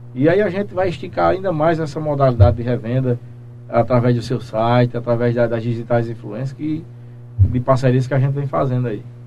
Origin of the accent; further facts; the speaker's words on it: Belém, Paraíba, Brazil; also born or lived in Guarabira; Eu sou natural de Guarabira, nasci em Guarabira, porém moro em Belém desde, desde acho que um mês de nascido